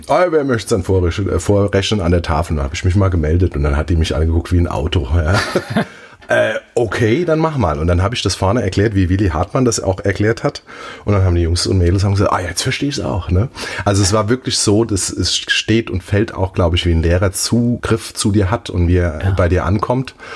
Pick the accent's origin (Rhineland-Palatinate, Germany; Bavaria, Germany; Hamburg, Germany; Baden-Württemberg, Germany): Rhineland-Palatinate, Germany; Mainz; also born or lived in Zahlbach, Mainz; ich bin in Mombach groß geworden. Mombacher Bub.